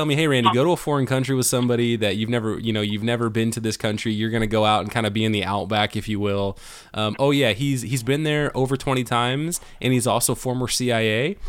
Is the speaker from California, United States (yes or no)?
yes; California, United States; growing up in California